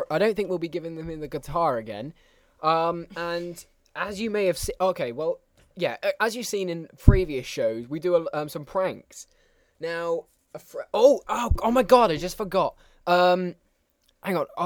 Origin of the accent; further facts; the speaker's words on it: Austria; English is a second language; I come from Austria. The home of Arnold Schwarzenegger.